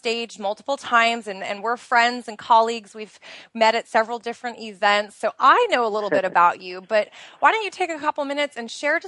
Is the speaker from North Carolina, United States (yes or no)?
no; outside of Portland, Oregon, United States; moved away as an adult; now in Bahrain; I am originally from the United States. I grew up outside of Portland, Oregon, which is in the Pacific Northwest of the United States.